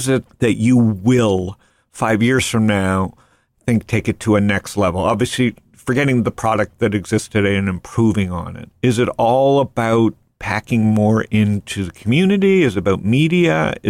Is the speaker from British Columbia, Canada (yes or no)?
no; Toronto, Ontario, Canada; Yeah, I'm from Toronto